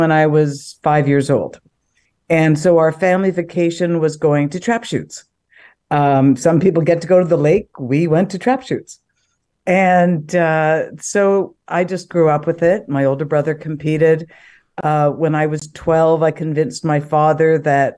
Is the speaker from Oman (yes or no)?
no; Edmonton, Alberta, Canada; also born or lived in Calgary, Canada; I grew up in Calgary and then in Edmonton, and I played junior high sport.